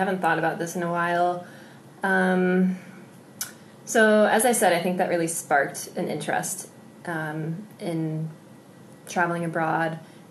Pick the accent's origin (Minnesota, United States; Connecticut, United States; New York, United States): Connecticut, United States; I grew up in Connecticut, where we are right now, in a small town in the northwestern part. And it was a pretty rural area, not too much international going on. I never moved.